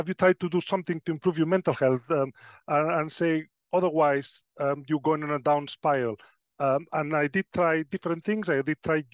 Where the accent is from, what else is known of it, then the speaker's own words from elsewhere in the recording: Spain; moved away as an adult; now in Sheffield, United Kingdom; I was born in Spain quite a while ago. But I decided to move. I pursued my dream of being a nurse. And when I was 25, I did pack my bags, and I ended up in the United Kingdom in Sheffield.